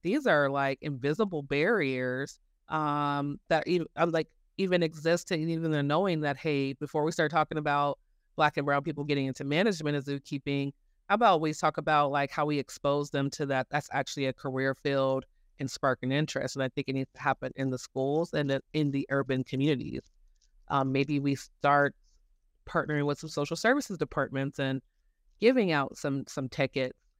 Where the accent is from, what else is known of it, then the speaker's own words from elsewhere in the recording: Denver, Colorado, United States; I grew up here in Denver. I went to Denver Zoo